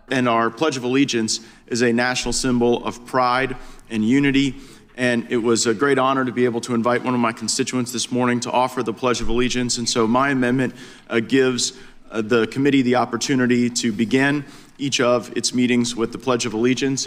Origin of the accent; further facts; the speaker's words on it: Texas, United States; born and raised in Texas, living in Houston